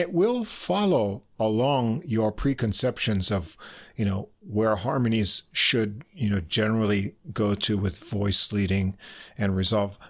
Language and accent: English; New York, United States; We're both from New York.